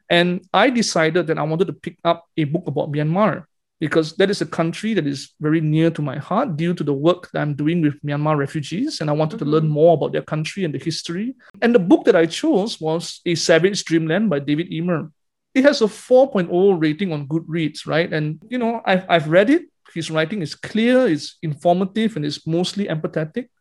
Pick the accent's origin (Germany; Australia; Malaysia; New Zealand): Malaysia; Because being Malaysian